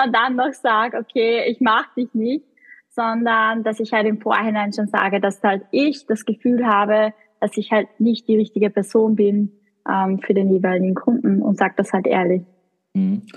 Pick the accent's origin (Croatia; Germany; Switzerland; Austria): Austria; Kollerschlag, Upper Austria; accent: Austrian; moved away as an adult; now in Vienna, Austria; ich bin ursprünglich aus Oberösterreich. Das Aber das ist eh nahe. Also von dort, wo ich komme, also oberes Mühviertel, das ist die eh deutsche Grenze